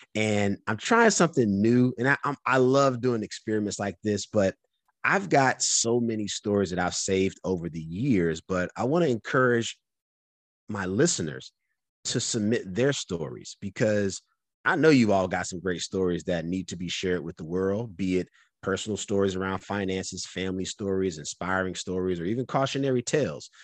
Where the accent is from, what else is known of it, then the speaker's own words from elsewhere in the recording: North Carolina, United States; moved away; also born or lived in California; I'm from North Carolina